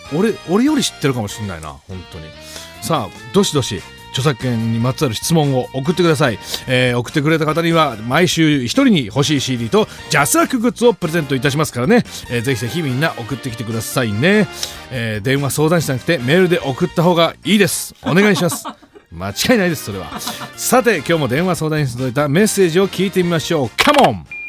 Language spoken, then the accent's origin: Japanese; Gifu, Japan; 地元が岐阜